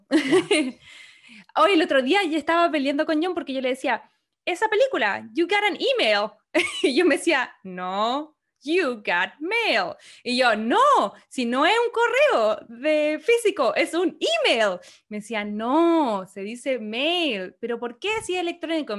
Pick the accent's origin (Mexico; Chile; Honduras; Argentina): Chile; also born or lived in Antarctica; now in California, United States; nosotros como chilenas estamos acostumbrados a que el fin de año es, eh, qué sé yo, calorcito, empieza el verano